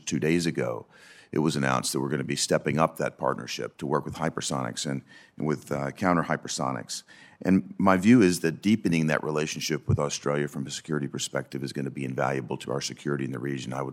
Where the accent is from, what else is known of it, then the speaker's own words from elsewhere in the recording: Tennessee, United States; As you know, my home state of Tennessee uh, is a hub of hospital management, and we see the problem uh, probably more clearly than any other state in the nation.